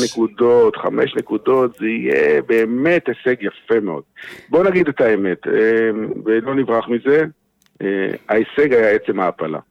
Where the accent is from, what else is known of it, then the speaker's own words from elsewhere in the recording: Beersheba, Southern District, Israel; moved away; באר שבעים, או באר שבעים לשעבר, שכמוני, שעזבו את העיר